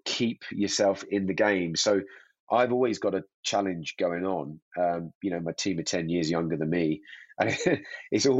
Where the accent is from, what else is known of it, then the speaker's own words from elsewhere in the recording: Hemel Hempstead, East of England, United Kingdom; now in Verbier, Switzerland; I'm a Brit, you know, from a background near in Hemel Hempstead that skied on a dry ski slope